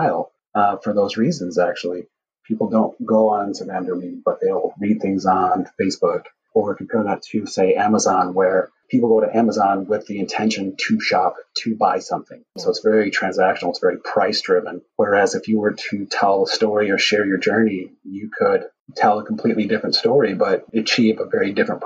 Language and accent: English; West Chicago, Illinois, United States; I was always passionate about cars growing up in my hometown in West Chicago